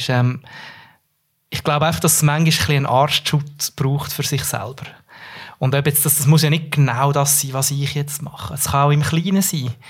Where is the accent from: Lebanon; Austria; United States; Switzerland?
Switzerland; Central Switzerland